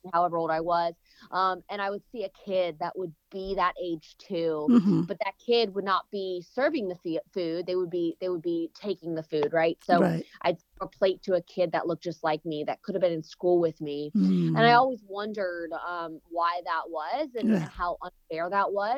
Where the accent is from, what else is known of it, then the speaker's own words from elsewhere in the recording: Raleigh, North Carolina, United States; I'm born and raised in Raleigh